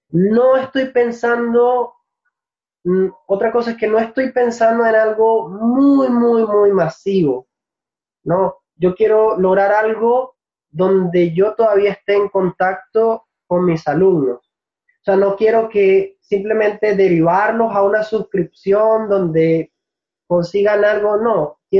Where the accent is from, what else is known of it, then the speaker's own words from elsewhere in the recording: Venezuela; es lo que nosotros comúnmente llamamos acento neutro como venezolano, a ver, tengo, eh, es difícil para algunas personas distinguir de dónde exactamente soy cuando hablo de una manera pausada.